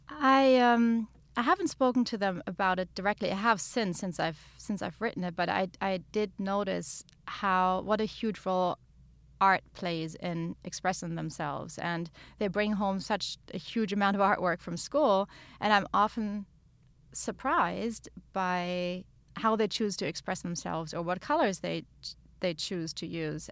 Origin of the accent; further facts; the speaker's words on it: Germany; moved away; where I grew up in Germany